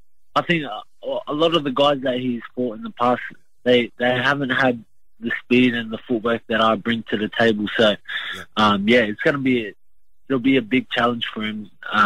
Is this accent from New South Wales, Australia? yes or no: no; Brisbane, Queensland, Australia; also born or lived in Logan, Queensland; I grew up in Brisbane, Queensland. Not far away from Logan.